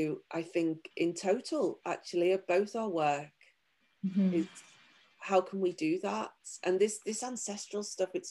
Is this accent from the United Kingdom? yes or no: yes; United Kingdom; I'm from Europe, I'm from the UK